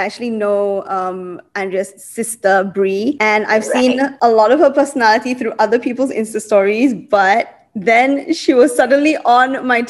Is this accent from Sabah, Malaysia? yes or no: yes; Sabah, Malaysia; now in Kuala Lumpur, Malaysia; here in KL about the people from my hometown. Why do Sabahans speak so fast?